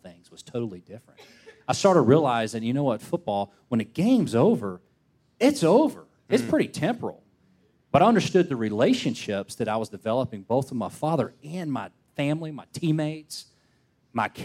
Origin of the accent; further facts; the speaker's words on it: Snellville, Georgia, United States; I grew up in Snellville where it was still very much family-oriented